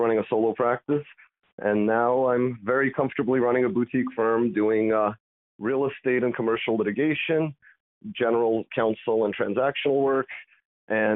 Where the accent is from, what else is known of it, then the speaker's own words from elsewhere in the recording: Long Island, New York, United States; also born or lived in Soviet Union / Italy; Moved out to Long Island. My parents bought a house there back in 93, finished up school there